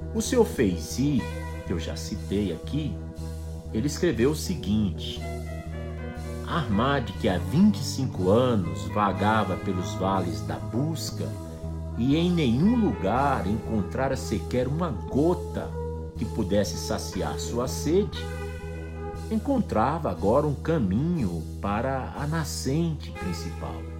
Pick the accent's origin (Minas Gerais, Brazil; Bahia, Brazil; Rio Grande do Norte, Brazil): Rio Grande do Norte, Brazil; Natal, é, a capital do estado onde eu nasci, fica no nordeste